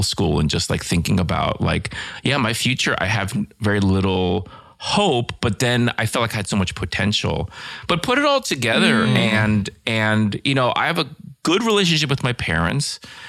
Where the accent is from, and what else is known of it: Northern Virginia, United States; born or raised there